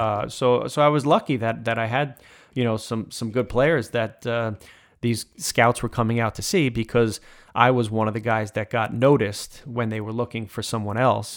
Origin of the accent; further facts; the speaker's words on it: Smithtown, New York, United States; I grew up in Smithtown